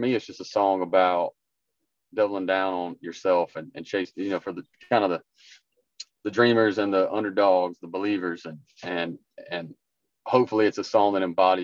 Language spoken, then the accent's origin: English; Harlem, Georgia, United States; moved away as an adult; now in Mount Juliet, United States; Main Street is my hometown, Harlem.